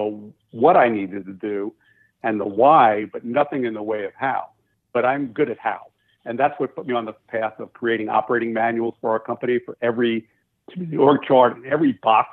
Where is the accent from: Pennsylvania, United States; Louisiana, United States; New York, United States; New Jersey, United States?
New York, United States; Long Island; moved away; I grew up in Long Island